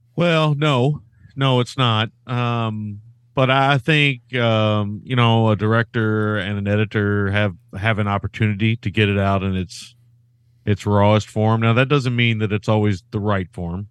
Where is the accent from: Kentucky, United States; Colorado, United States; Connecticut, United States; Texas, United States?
Kentucky, United States; us Kentucky guys